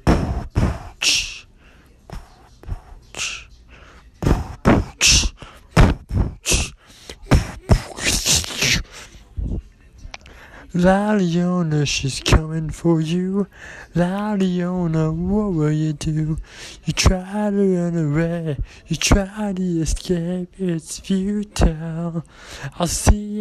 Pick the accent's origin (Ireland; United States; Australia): Ireland; I am Irish